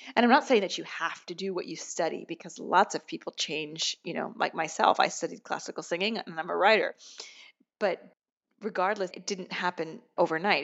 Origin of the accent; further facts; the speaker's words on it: United States; moved away as an adult; now in Rome, Italy; I'm an American